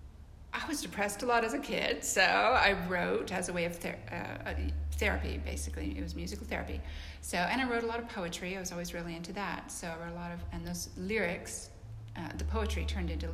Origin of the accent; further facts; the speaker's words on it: British Columbia, Canada; moved away as an adult; now in Nashville, United States; I'm from Canada, like the foothills of the Rocky Mountains of British Columbia.